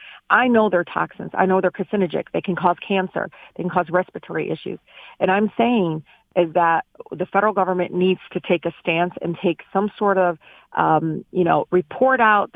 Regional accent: Detroit, Michigan, United States; growing up in Southwest Detroit

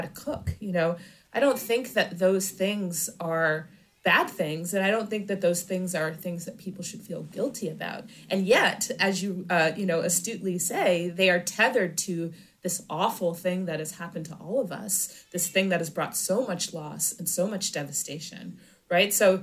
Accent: Michigan, United States; moved away; I'm actually from Michigan

